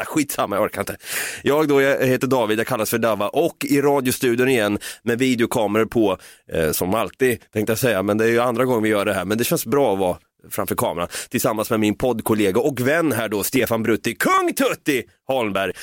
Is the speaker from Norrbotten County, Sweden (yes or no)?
no; Norrköping, Östergötland, Sweden; vi är båda från Norrköping